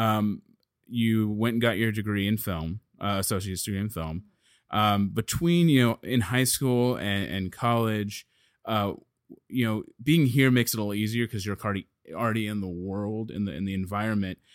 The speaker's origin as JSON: {"language": "English", "town": "Dallas", "region": "Texas", "country": "United States", "said": "I'm from Dallas"}